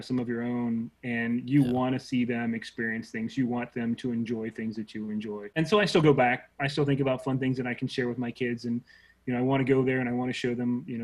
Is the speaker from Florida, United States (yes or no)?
yes; Jacksonville, Florida, United States; also born or lived in St. Petersburg, Florida / Gainesville, Florida / Orlando, Florida / Kissimmee, Florida; I was born in St. Pete and raised in Jacksonville, but I've lived all over the state